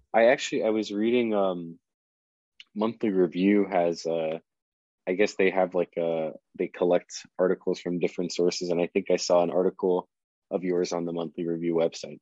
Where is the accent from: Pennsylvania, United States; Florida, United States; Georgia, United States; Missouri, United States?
Florida, United States; South; I grew up in South Florida